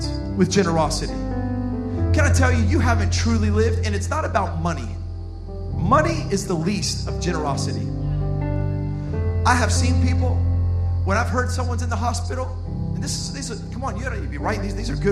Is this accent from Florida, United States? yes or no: yes; Miami, Florida, United States; I'm from Miami